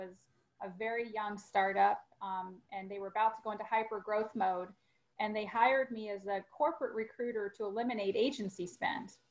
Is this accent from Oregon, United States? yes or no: no; St. Louis, Missouri, United States; moved away as an adult; also born or lived in Springfield, Missouri; now in Dallas, United States; I grew up in the St. Louis area and relocated to Dallas after I graduated from college.